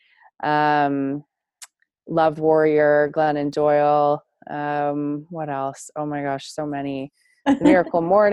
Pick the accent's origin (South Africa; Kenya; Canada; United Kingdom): Canada; Toronto, Ontario; I grew up in the outskirts of Toronto, Ontario, Canada, and I moved to a small town in rural Canada, rural Ontario, when I was a preteen